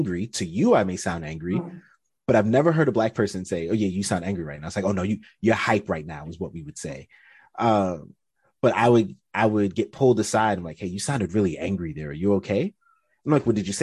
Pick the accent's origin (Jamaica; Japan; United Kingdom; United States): United States; I'm from America